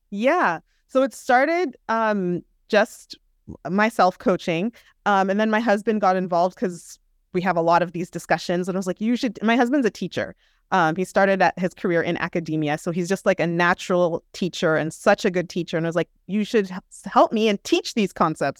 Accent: Southern California, United States; also born or lived in Minneapolis, Minnesota / Manhattan, New York; I grew up in Southern California

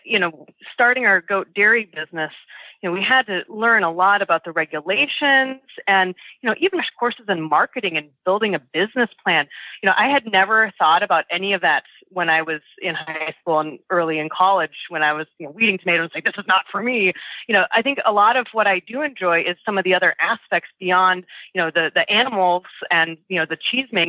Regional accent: Minnesota, United States; now in New Jersey, United States; I hail from Minnesota, outside of the Twin Cities area of Minneapolis and St. Paul. And that's where I, I spent my upbringing

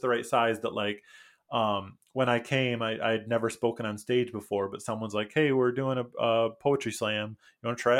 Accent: Michigan, United States; first language English; moved away as an adult; also born or lived in Mexico / Costa Rica; now in Busan, South Korea; I'm from Michigan. Uh, I went to the college for creative studies in Detroit.

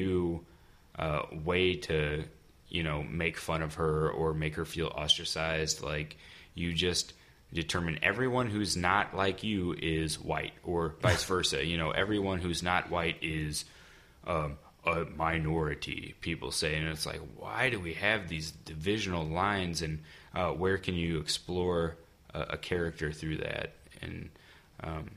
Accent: United States; myself being from America

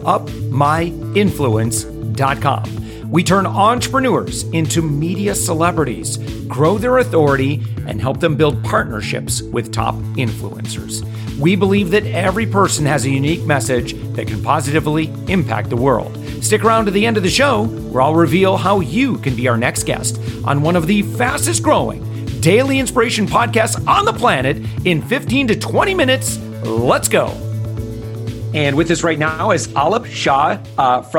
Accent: West Michigan, United States; growing up in West Michigan

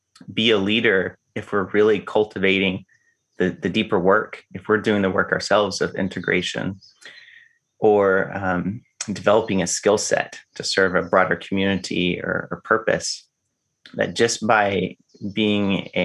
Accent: the South, Arkansas, United States; I grew up in the South. And in the South, we have boy state and girl state

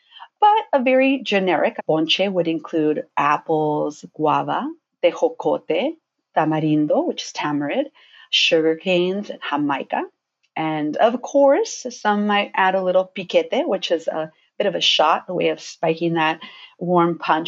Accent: United States; from … on Instagram. And I am a Mexican-American recipe developer and researcher.

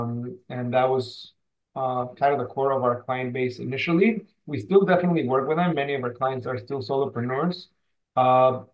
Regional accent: Mexico City, Mexico; now in San Diego, United States; I am currently located in San Diego. I've been here for quite a few years. I'm originally from Mexico City

